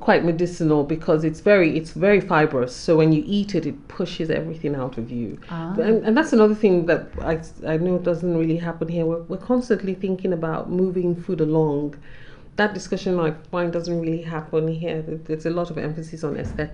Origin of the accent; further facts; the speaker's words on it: Nigeria; as a Nigerian woman